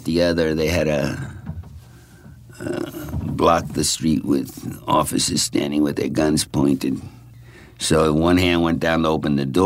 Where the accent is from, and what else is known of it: Babylon, New York, United States; born or raised there; also born or lived in Brooklyn, New York